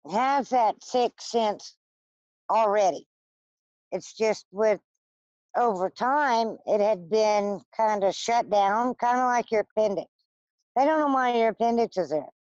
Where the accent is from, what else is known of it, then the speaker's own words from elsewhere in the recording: Louisiana, United States; born there; I was born in South Louisiana. My mom's a gypsy. My dad's a uh, Cajun. And down in South Louisiana, they have more people that believe in things like witchcraft and voodoo and hoodoo and all that.